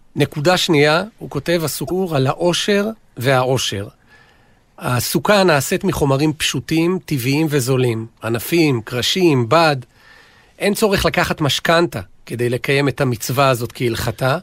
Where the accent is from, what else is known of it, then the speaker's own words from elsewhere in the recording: Israel; אני גדלתי באיזה סוג של מושב קיבוץ